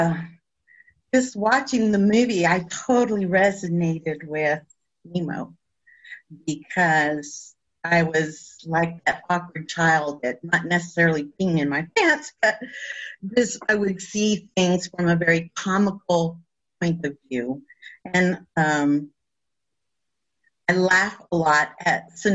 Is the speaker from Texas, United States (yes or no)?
yes; El Paso, Texas, United States; I am from El Paso, and I'm of culture, I'm Mexican